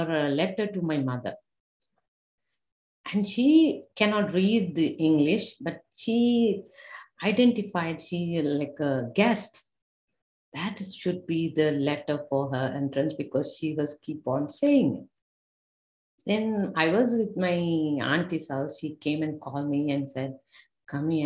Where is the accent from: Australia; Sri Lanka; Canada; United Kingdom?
Sri Lanka; moved away; we have a government exam in back home in Sri Lanka. I'm from Sri Lanka.